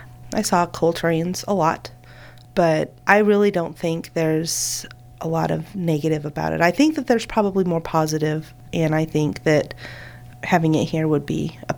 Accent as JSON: {"language": "English", "town": "Montrose", "region": "Colorado", "country": "United States", "tie": "born or raised there", "said": "I am from Montrose, which is in western Colorado, right in the middle of a lot of coal, a lot. To me, growing up there, it was just a part of life."}